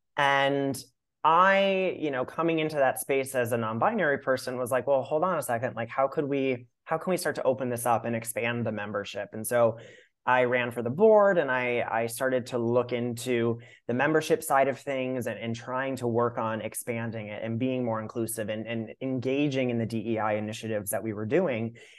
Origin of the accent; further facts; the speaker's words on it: Minnesota, United States; I grew up in Minnesota